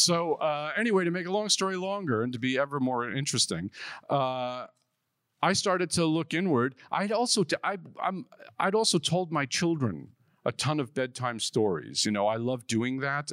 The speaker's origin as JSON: {"language": "English", "town": "New York City", "region": "New York", "country": "United States", "tie": "born or raised there"}